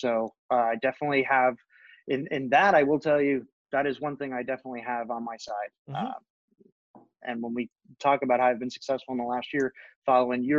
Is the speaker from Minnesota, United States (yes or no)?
no; Northern New Jersey, United States; I grew up in Northern New Jersey